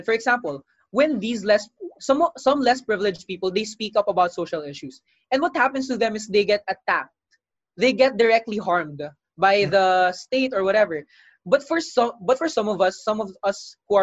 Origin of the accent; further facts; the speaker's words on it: Philippines; we were able to come together as Filipino people